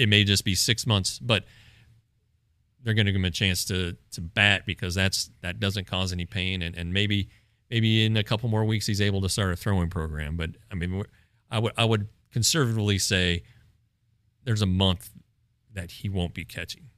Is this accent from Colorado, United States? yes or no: yes; Colorado, United States; I grew up in Colorado, so I kinda remember the first Rockies season was my s, senior year of high school.